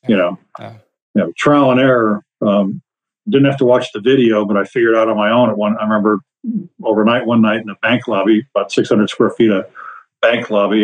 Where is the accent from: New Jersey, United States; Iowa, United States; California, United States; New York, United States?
Iowa, United States; moved away as an adult; moved back to my home state of Iowa